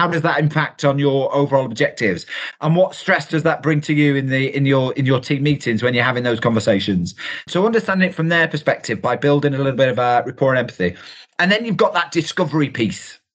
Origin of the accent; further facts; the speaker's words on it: United Kingdom; we're typically British